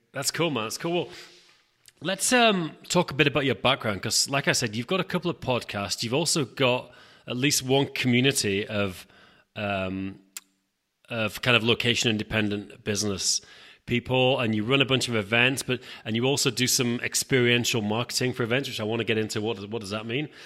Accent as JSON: {"language": "English", "region": "England", "country": "United Kingdom", "said": "I'm from England"}